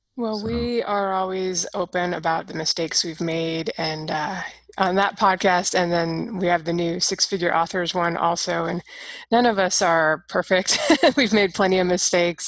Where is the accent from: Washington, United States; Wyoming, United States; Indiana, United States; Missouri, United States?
Washington, United States; Seattle; growing up in Seattle is pretty liberal out there